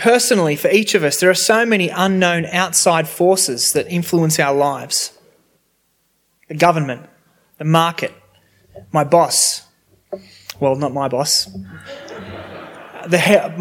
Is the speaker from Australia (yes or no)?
yes; Sydney, New South Wales, Australia; I grew up near Cronulla Beach, and in high school I was able to do surfing for sport